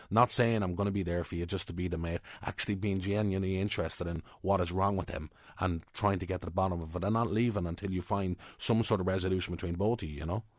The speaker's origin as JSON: {"language": "English", "country": "Ireland"}